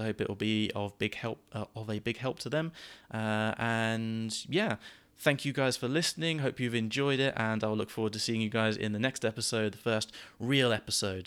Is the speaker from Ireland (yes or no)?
no; United Kingdom; accent: British English; first language English; I am a native British English speaker